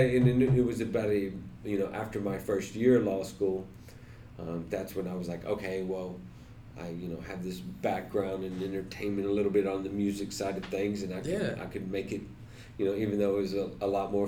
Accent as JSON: {"language": "English", "region": "Texas", "country": "United States", "also_born_or_lived": "Jacksonville, Florida", "moved": "as an adult", "lives_now": "Los Angeles, United States", "said": "I'm from Texas originally"}